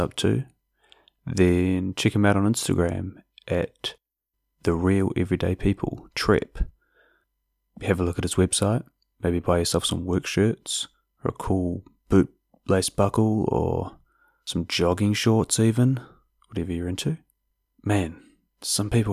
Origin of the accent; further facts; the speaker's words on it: South Island, New Zealand; I am from the South Island after all